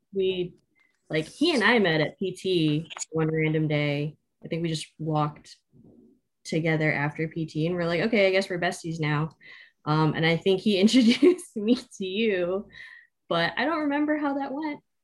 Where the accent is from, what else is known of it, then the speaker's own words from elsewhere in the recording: Southern California, United States; I grew up in Southern California, between Orange County and a little bit of Los Angeles